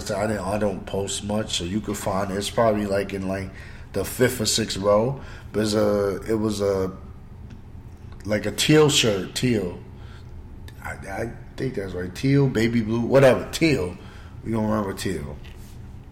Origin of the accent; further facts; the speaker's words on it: Roosevelt, United States; my hometown, Roosevelt.